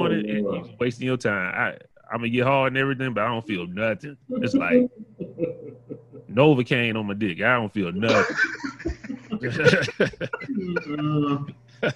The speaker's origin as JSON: {"language": "English", "region": "the South", "country": "United States", "tie": "born or raised there", "said": "I grew up in the South"}